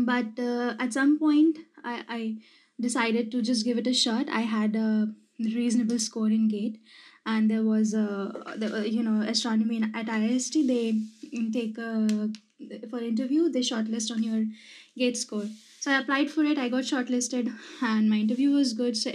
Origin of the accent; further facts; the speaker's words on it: Madhya Pradesh, India; I'm from Madhya Pradesh.